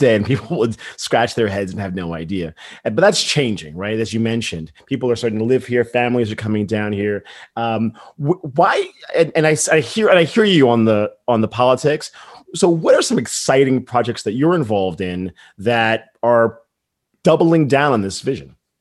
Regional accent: New York, United States; as a New Yorker

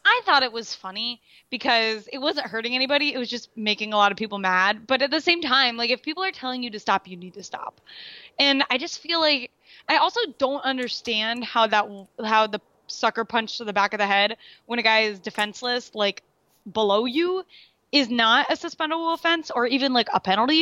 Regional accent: Raleigh, North Carolina, United States; they're, they're my hometown.

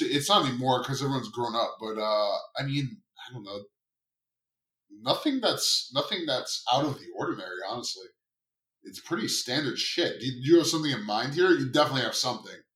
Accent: Long Island, New York, United States; now in Queens, United States; I grew up on Long Island

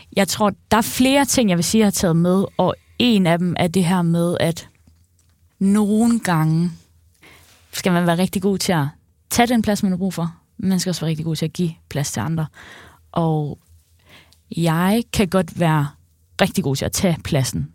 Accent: Central Jutland, Central Denmark Region, Denmark; Jeg er fra Midtjylland

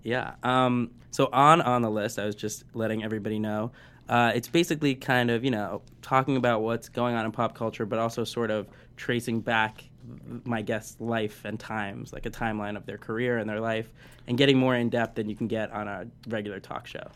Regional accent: New Jersey, United States; moved away as an adult; now in Los Angeles, United States; I am from New Jersey

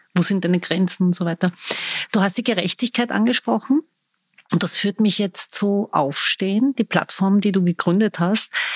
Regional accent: Vienna, Austria; Ich bin waschechte Wienerin

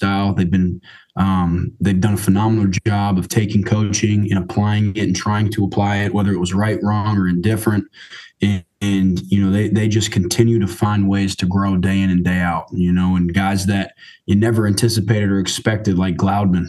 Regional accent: Michigan, United States; now in Madison, United States; I am from Michigan

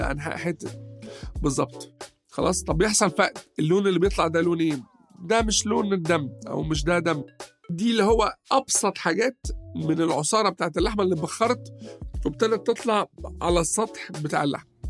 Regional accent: Egypt; عندنا في مصر

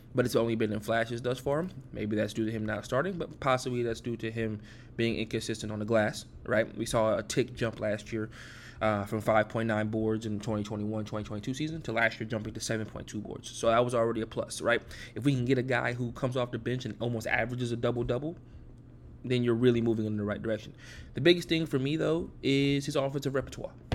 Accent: Atlanta, Georgia, United States; born and raised in Atlanta, Georgia

